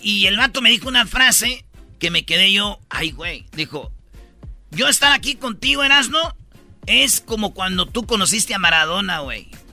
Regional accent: Mexico; como mexicano

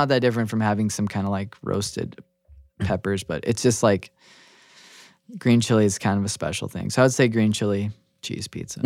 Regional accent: New Mexico, United States; now in Seattle, United States; I'm originally from New Mexico

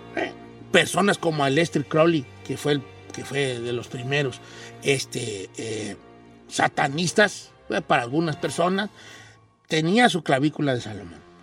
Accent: Mexico; born or raised there

